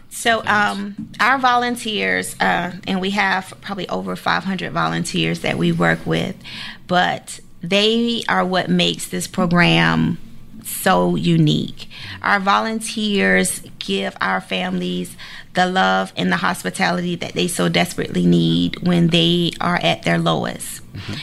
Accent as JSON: {"language": "English", "town": "Savannah", "region": "Georgia", "country": "United States", "tie": "born or raised there", "said": "I pretty much grew up, you know, all over Savannah"}